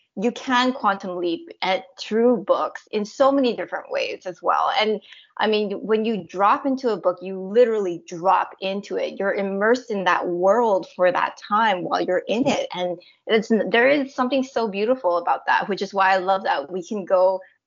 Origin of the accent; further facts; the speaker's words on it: Canada; I'm Canadian born Chinese